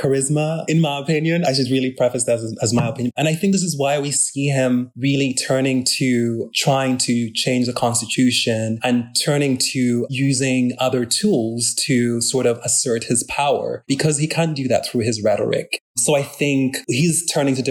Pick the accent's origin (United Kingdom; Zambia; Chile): Zambia; moved away; also born or lived in United States; I grew up in Zambia and I was born in the US, but I grew up during the Kaunda times and I lived through the Chiluba times. I didn't live in the country after that.